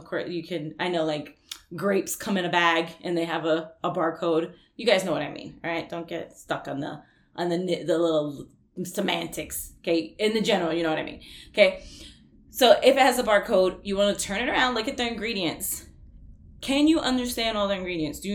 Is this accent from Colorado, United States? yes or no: no; New York, United States; I'm from New York